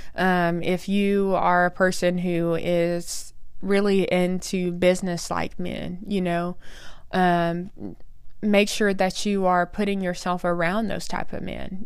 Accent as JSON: {"language": "English", "region": "Oklahoma", "country": "United States", "tie": "born or raised there", "said": "I was born and raised in Oklahoma"}